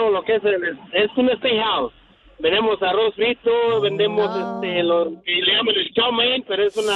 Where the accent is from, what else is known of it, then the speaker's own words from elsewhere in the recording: Zamora, Michoacán, Mexico; also born or lived in San José; now in San Jose, United States; De Zamora, Michoacán